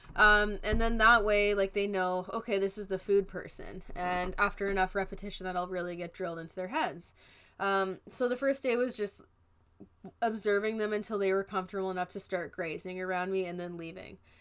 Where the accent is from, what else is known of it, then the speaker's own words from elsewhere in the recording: British Columbia, Canada; as a Canadian